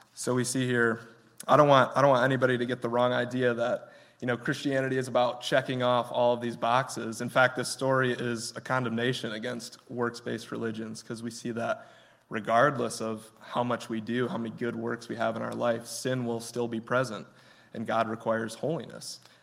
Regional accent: Grant, Michigan, United States; I'm from Grant, Michigan. It's a very small town, I think population like 900 right now

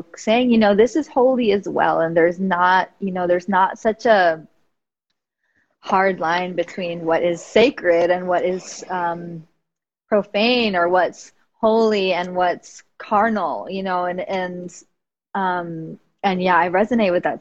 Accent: New York City, New York, United States; I grew up in the Bronx, New York

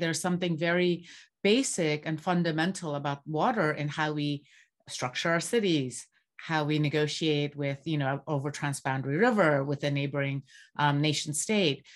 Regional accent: Bangladesh; moved away; I grew up in Bangladesh and I grew up surrounded by water scarcity

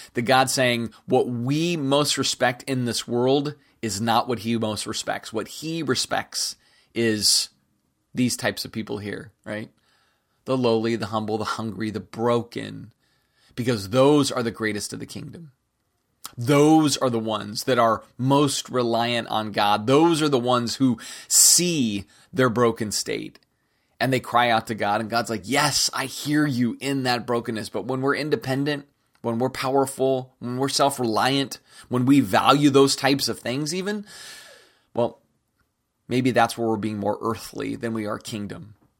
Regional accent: United States; especially as American Christians, uh, because it's embedded into our American consciousness

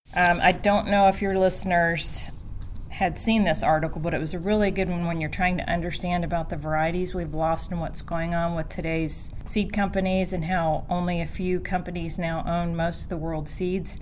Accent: Cincinnati, Ohio, United States; moved away; also born or lived in Sevier County, Tennessee; I'm from Cincinnati. I was born and raised in Cincinnati

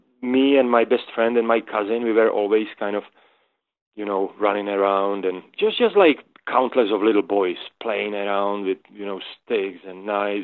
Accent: Moravia, Czechia; now in Boulder, United States; I'm from Czech Republic, and Czech Republic divides into kind of into two parts, and one is Bohemia and one is Moravia. So I am from Moravia

